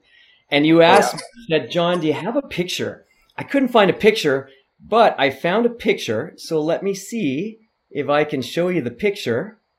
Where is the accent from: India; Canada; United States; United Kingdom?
Canada; Penticton, British Columbia; I grew up in Penticton